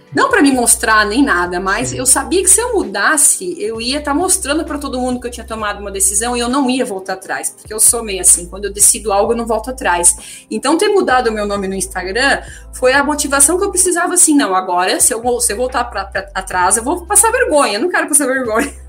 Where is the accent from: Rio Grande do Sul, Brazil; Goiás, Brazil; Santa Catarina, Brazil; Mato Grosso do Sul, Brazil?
Santa Catarina, Brazil; Blumenau; moved away as an adult; eu nasci e cresci em Blumenau, né, cidade típica alemã aí no Brasil